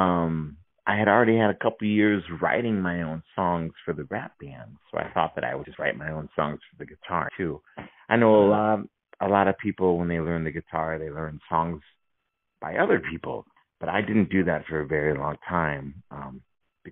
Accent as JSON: {"language": "English", "town": "St. Louis", "region": "Missouri", "country": "United States", "tie": "born or raised there", "also_born_or_lived": "Kirkwood, Missouri", "said": "I grew up in St. Louis and in Kirkwood."}